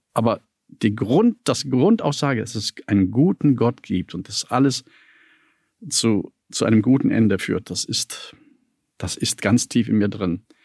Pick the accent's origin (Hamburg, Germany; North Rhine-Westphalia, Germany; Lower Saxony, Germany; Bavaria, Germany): North Rhine-Westphalia, Germany; Düsseldorf; moved away as an adult; also born or lived in Dresden; now in Berlin, Germany; In Düsseldorf-Eller geboren, in einer, wie man so schön sagt, Arbeiterviertel. Das ist ein Heimatstück von Düsseldorf, das mir noch heute Heimat ist. Ich war dort zu Hause, ich habe dort gelebt